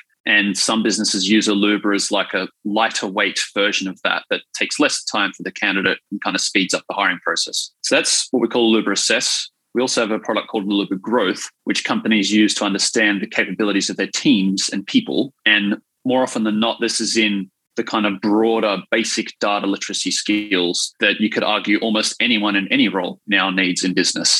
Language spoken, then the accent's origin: English; Wollongong, New South Wales, Australia; I grew up in Wollongong, I'm a Gong boy